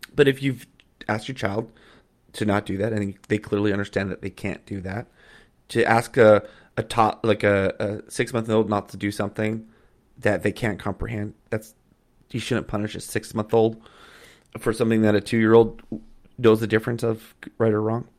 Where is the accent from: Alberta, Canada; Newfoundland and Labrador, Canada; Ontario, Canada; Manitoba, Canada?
Alberta, Canada; Calgary; also born or lived in Edmonton; I grew up in Calgary, love the Flames. I'm an Alberta boy